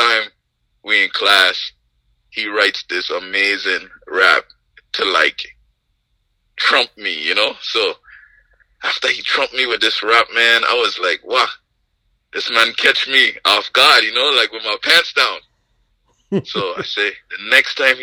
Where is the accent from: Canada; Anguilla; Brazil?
Anguilla; I grew up in Anguilla